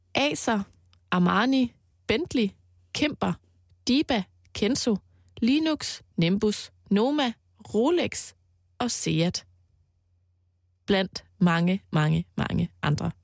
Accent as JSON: {"language": "Danish", "area": "Mols", "region": "Central Denmark Region", "country": "Denmark", "tie": "born or raised there", "said": "på Mols, hvor jeg voksede op"}